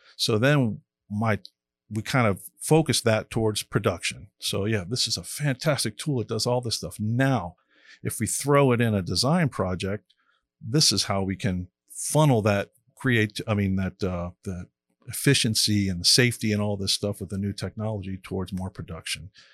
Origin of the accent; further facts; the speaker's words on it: Miami, Florida, United States; I grew up in Miami and, uh, being a beach kid